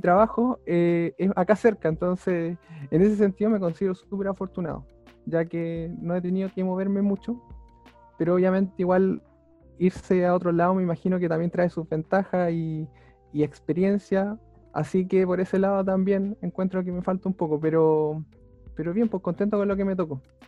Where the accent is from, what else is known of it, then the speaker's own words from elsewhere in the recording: Talca, Maule, Chile; soy de Talca, eh, nací allá y he vivido toda mi vida acá